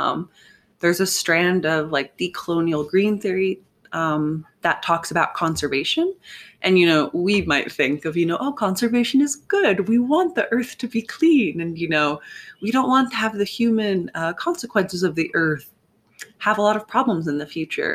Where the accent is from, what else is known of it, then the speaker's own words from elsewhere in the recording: United States; I'm American